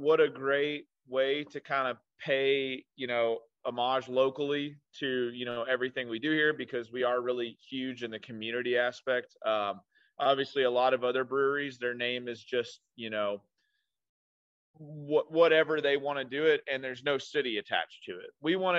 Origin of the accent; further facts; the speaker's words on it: Owensboro, Kentucky, United States; Yes, I am from Owensboro.